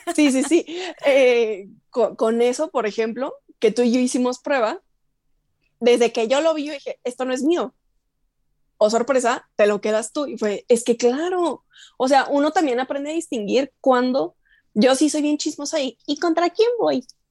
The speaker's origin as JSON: {"language": "Spanish", "region": "Chihuahua", "country": "Mexico", "tie": "born or raised there", "moved": "as an adult", "lives_now": "Mexico City, Mexico", "said": "yo crecí en Chihuahua, yo soy de aquí, pero a los tres años nos fuimos a Chihuahua y en Chihuahua pues me eduqué y todo"}